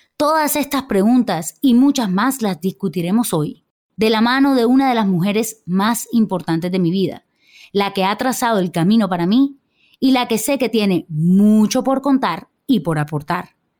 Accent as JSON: {"language": "Spanish", "town": "Barranquilla", "region": "Atlántico", "country": "Colombia", "tie": "born or raised there", "said": "nací en Barranquilla, Colombia"}